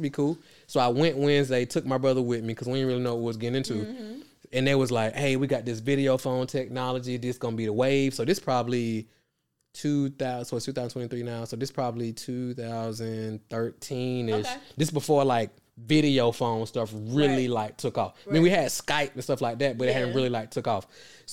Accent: Atlanta, Georgia, United States; I'm from Atlanta. I dropped out of high school in 10th grade

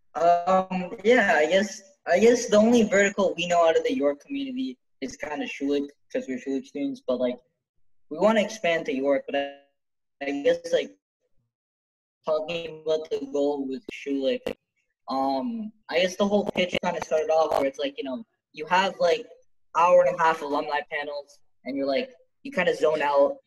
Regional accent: Canada; I was born in Canada, but like, I, my, my parents are basically from Ceylon

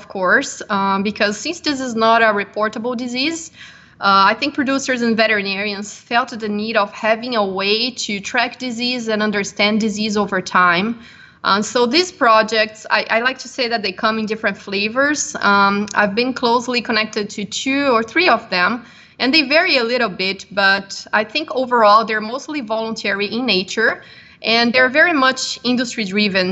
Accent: Brazil; moved away as an adult; also born or lived in Minnesota, United States; I'm originally from Brazil

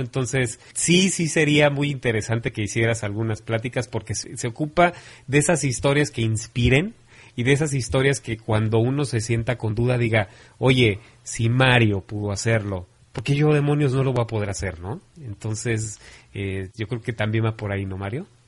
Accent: Mexico; como mexicanos

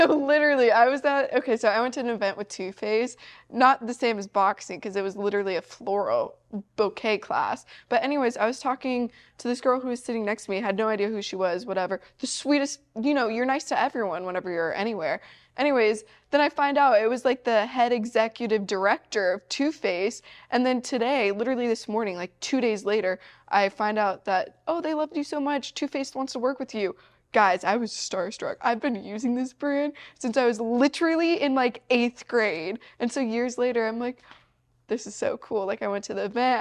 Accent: Missouri, United States; I'm from Missouri

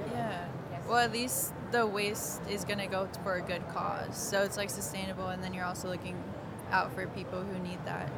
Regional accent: Kansas City, Kansas, United States; also born or lived in Missouri; I'm from Kansas City, Kansas, and I attend the University of Central Missouri

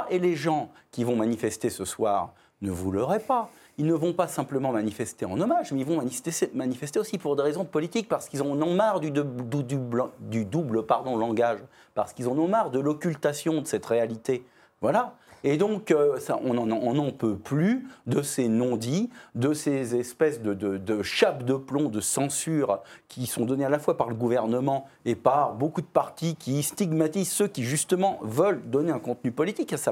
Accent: France; en tant que Français

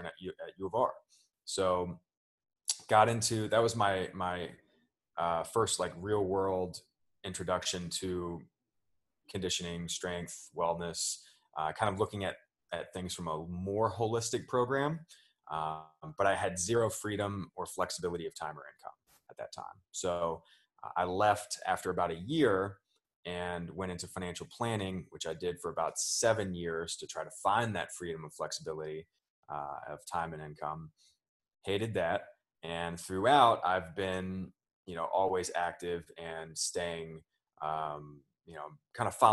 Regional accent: Richmond, Virginia, United States; grew up here in Richmond

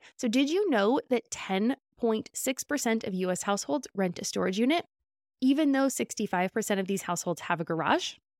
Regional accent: California, United States; As a Californian

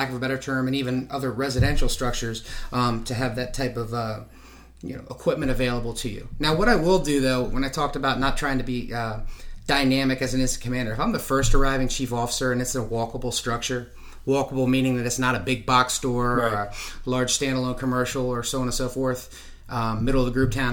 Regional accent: Lancaster, Pennsylvania, United States; I grew up in Lancaster, Pennsylvania.

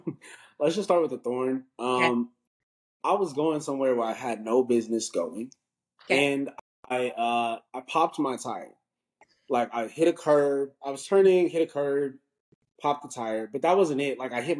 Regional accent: Denver, Colorado, United States; now in Baton Rouge, United States; I'm from Denver, Colorado, where Faith is currently living right now. So, I'm from Denver, went to Arizona State. I'm currently at law school at Southern University Law Center. Baton Rouge, Louisiana, it's HBCU.

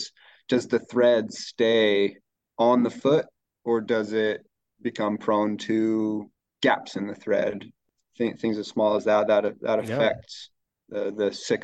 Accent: United States; moved away as an adult; also born or lived in Colorado / Utah; now in Pacific Northwest, United States; here in the Pacific Northwest, I'm fairly new. I grew up fishing in Colorado and Utah.

